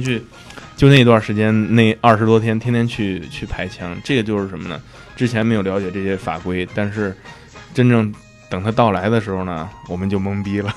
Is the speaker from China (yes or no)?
yes; China; now in United States; 我们中国人